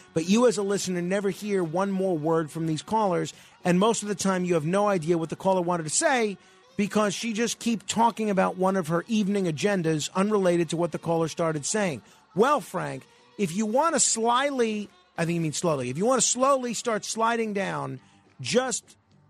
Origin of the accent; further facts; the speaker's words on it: Germany; English is a second language; moved away as an adult; now in New York, United States; I'm a car guy all my life and was for years owner of car dealership in Stuttgart when I came from Germany to New York.